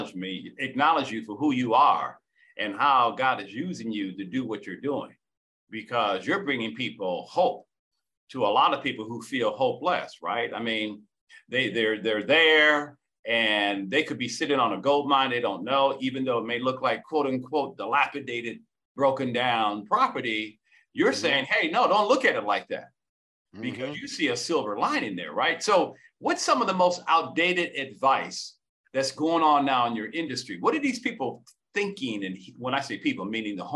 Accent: Detroit, Michigan, United States; I was born and raised in Detroit

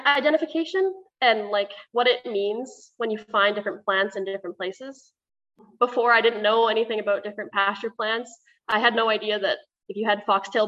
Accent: Neepawa, Manitoba, Canada; I'm from Neepawa originally, and I grew up on a farm 10 minutes north of the town

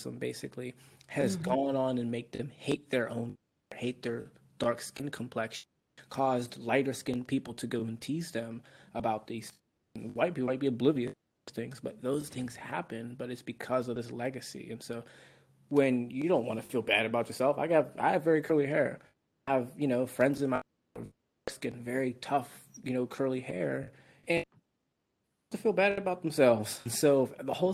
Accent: United States; also born or lived in Austin, Texas / Baltimore; I tell people I'm American

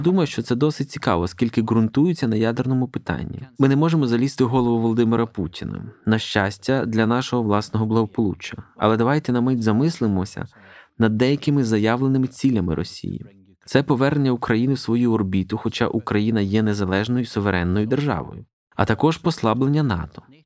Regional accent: Scotland, United Kingdom; до Шотландії, звідки я родом

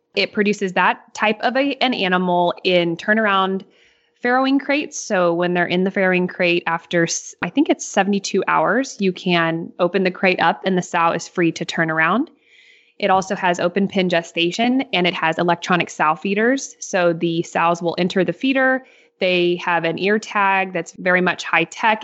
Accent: Northeast Missouri, United States; I'm from Northeast Missouri.

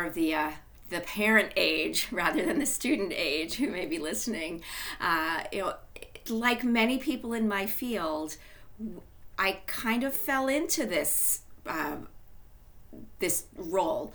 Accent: Long Island, New York, United States; moved away as an adult; also born or lived in Washington, D.C.; I grew up on Long Island

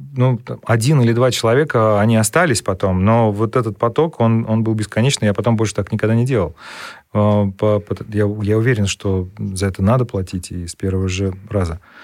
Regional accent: Saratov, Saratov Oblast, Russia; к нам в наш город, а я из Саратова

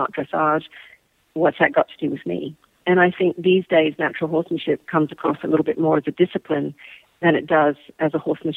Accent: Australia; moved away; I'm from Australia. So I was in Sydney

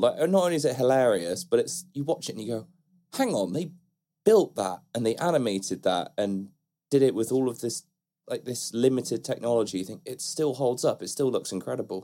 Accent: Bristol, South West England, United Kingdom; Bristol, that's my hometown, and where I grew up

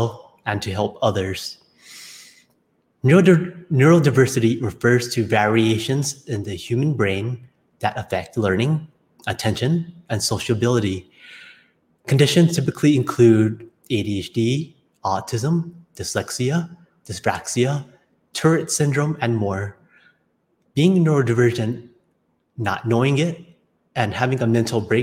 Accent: Honolulu, Hawaii, United States; I was born in Honolulu, Hawaii, into a traditional Asian family

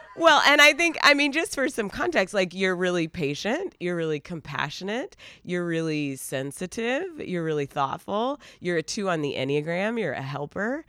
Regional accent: Asheville, North Carolina, United States; moved away; we are originally from Asheville, North Carolina

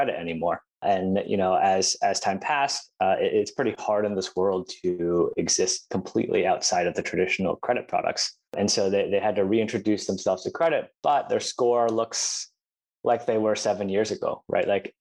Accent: Buffalo, New York, United States; I'm originally from Buffalo, New York

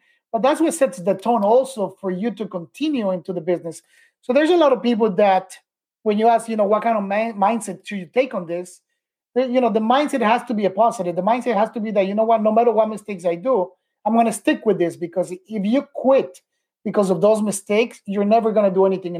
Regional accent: Miami, Florida, United States; I came back to Miami, where I was raised in Miami

